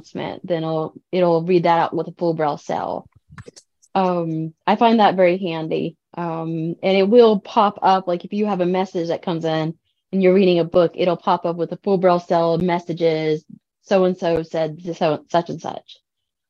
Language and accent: English; Cajun, Louisiana, United States; Well, French is my second language. I'm Cajun, so I learned that very early on